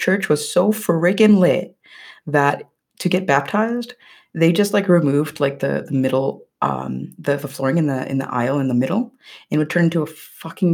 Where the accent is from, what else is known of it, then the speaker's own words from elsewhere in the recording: Philippines; growing up in the Philippines, going to church, going to Catholic school